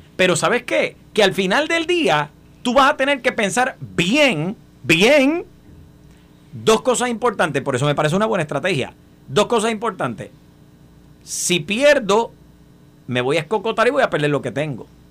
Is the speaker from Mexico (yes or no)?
no; Puerto Rico; nosotros como puertorriqueños